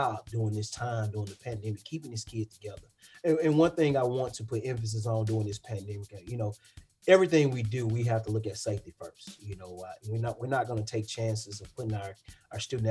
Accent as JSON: {"language": "English", "town": "Jackson", "region": "Mississippi", "country": "United States", "tie": "born or raised there", "said": "born and raised in Jackson, Mississippi"}